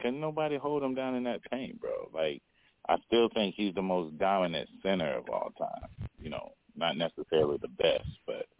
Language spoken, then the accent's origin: English; North Carolina, United States; I'm from North Carolina.